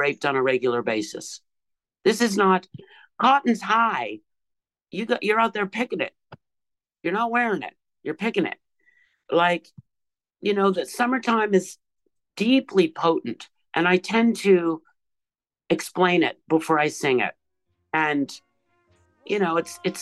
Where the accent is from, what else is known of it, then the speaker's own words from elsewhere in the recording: Canada; The Vietnam War was still going on when I was born in Canada.